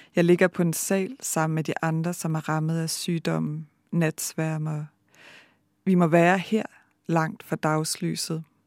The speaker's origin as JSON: {"language": "Danish", "country": "Denmark", "tie": "born or raised there", "also_born_or_lived": "Bergen, Norway", "moved": "as an adult", "lives_now": "Norway", "said": "jeg er født og opvokset i Danmark"}